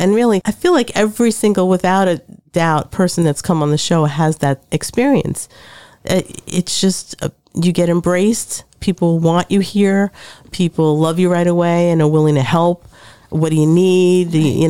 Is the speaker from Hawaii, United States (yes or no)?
no; New York City, New York, United States; moved away as an adult; now in Trenton, United States; I'm from New York, Brooklyn